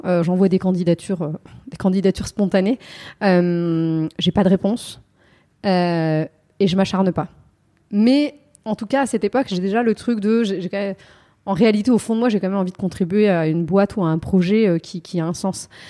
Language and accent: French; Yvelines, Île-de-France, France; j'ai grandi dans les Yvelines